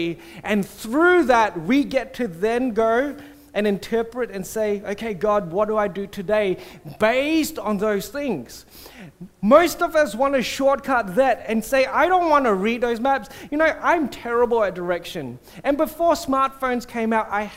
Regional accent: Singapore; I grew up in Singapore

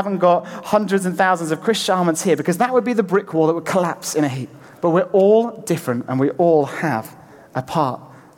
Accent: Lake District, North West England, United Kingdom; moved away; I'm from the Lake District originally

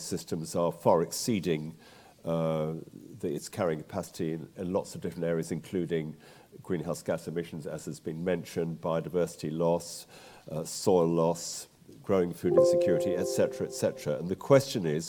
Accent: London, United Kingdom; moved away as an adult; also born or lived in West Wales; I'm a Londoner who got back to the land to West Wales in the 70s

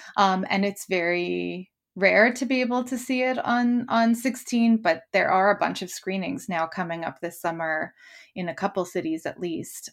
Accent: Canada; now in London, United Kingdom; as a Canadian

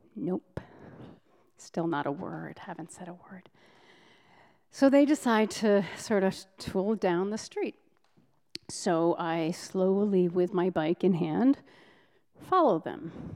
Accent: Provincetown, Massachusetts, United States; Provincetown, my hometown

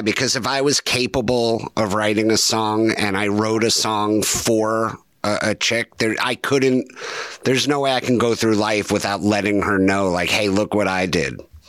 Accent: New Jersey, United States; I'm from Jersey

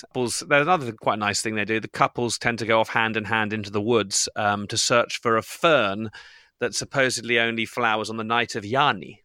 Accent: Bristol, South West England, United Kingdom; when I grew up in Bristol

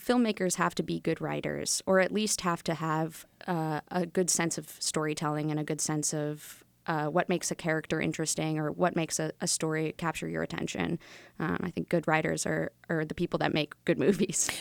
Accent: Wilmington, Massachusetts, United States; also born or lived in Atlanta; I grew up here in Wilmington.

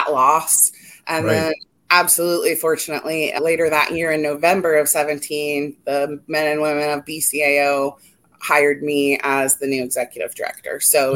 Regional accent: Dayton, Ohio, United States; I'm from Dayton, Ohio

